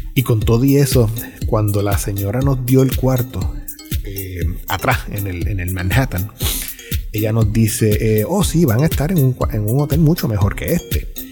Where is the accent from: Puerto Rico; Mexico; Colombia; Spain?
Puerto Rico; Como ciudadano americano, pero puertorriqueño